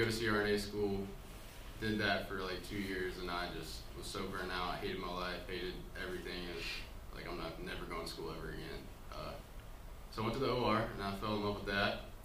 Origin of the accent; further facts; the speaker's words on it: Birmingham, Alabama, United States; moved away as an adult; also born or lived in Los Angeles; I grew up in Alabama, Birmingham, Alabama.